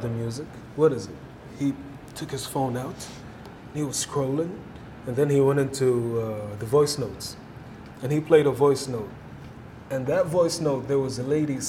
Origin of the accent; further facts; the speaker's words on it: Saudi Arabia; I'm all the way from home in Saudi